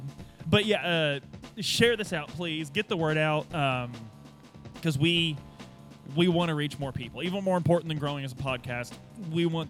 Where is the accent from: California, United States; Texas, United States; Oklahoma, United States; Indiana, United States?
Indiana, United States; Southern; growing up in Southern Indiana, you take care of the boys